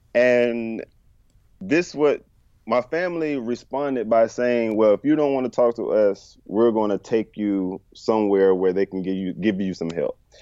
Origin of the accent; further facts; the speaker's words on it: Bertie County, North Carolina, United States; moved away as an adult; also born or lived in Chapel Hill, North Carolina; now in Charlotte, United States; Bertie County, my hometown